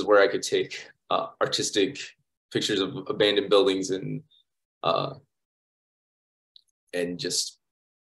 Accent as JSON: {"language": "English", "town": "St. Louis", "region": "Missouri", "country": "United States", "tie": "born or raised there", "also_born_or_lived": "St. Clair, Missouri / Ferguson, Missouri", "moved": "as an adult", "lives_now": "Tulsa, United States", "said": "I'm originally from St. Louis. I spent most of my time in Missouri, in and around St. Louis. When I was younger, my parents moved me out to a small town called St. Clair, about an hour from St. Louis"}